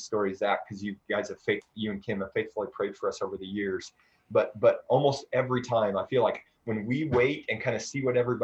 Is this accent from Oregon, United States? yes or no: no; Iowa, United States; moved away; back in Iowa, you know, there's an F5 tornado that wiped through my hometown